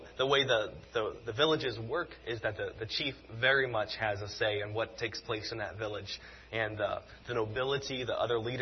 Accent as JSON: {"language": "English", "region": "South Carolina", "country": "United States", "tie": "born or raised there", "said": "I grew up in South Carolina"}